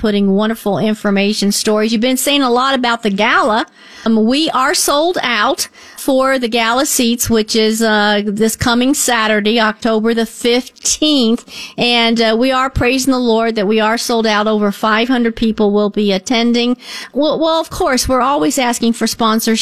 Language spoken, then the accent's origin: English; Northport, United States; moved away as an adult; I'm really from Northport. I was there for many, many years before I married